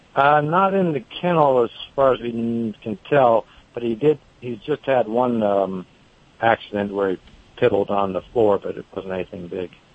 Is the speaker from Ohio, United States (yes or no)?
no; the Bay Area, California, United States; now in North Carolina, United States; I'm originally from the Bay Area, but I've lived here for a long time